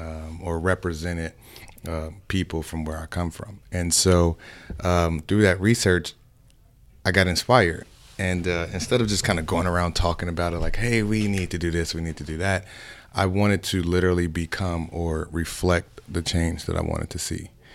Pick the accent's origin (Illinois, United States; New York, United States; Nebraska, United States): Illinois, United States; Chicago; moved away; also born or lived in Miami; I'm originally from Chicago.